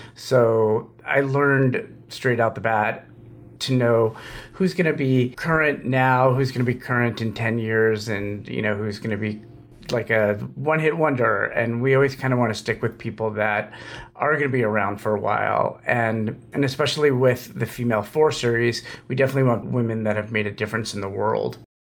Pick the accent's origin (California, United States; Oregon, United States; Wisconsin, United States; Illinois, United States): California, United States; Los Angeles; as a kid, I grew up in Los Angeles